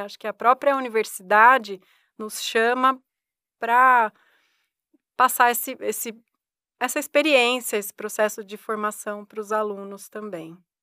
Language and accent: Portuguese; hometown near São Paulo, Brazil; moved away as an adult; now in Ribeirão Preto, Brazil; eu não sou daqui de Ribeirão, né? Eu vim para fazer faculdade aqui em Ribeirão e eu sempre tinha a ideia de voltar para minha cidade natal, que é próxima a São Paulo